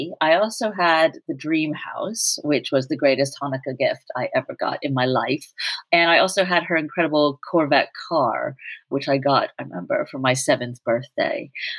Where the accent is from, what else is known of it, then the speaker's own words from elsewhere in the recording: New York City, New York, United States; a very protected 8-year-old in Manhattan in the 80s